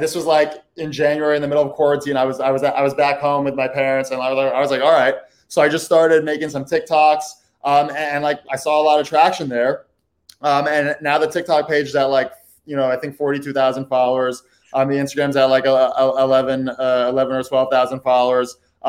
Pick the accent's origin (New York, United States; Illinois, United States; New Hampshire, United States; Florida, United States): New York, United States; New York City; also born or lived in Brooklyn; I live in Brooklyn. I'm from the Upper West Side.